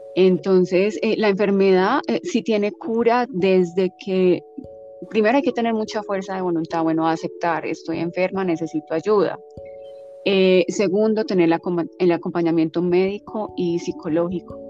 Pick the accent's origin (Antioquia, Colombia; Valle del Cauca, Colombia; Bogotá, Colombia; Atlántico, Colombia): Antioquia, Colombia; Medellín; moved away as an adult; also born or lived in Hawaii; soy colombiana eh, de Medellín